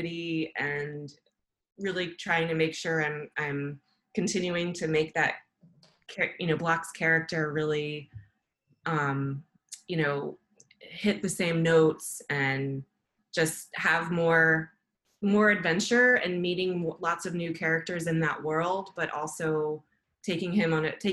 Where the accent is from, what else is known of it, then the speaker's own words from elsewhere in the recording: Maryland, United States; I grew up in Maryland